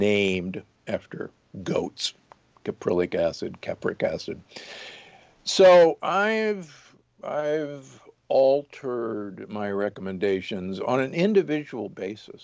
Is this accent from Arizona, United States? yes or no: no; Omaha, Nebraska, United States; I grew up in Omaha, Nebraska, and, you know, the beef state